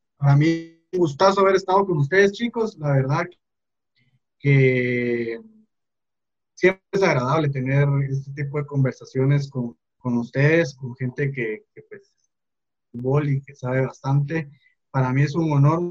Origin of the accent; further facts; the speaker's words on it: Guatemala; somos los guatemaltecos